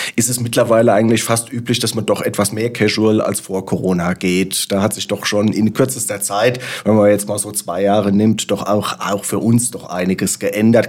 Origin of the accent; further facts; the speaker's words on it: Frankfurt am Main, Hesse, Germany; als gebürtiger Frankfurter